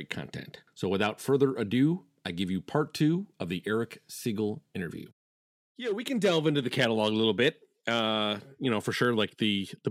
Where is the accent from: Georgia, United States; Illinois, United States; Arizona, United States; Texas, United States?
Illinois, United States; Chicago; I'm from Chicagoland area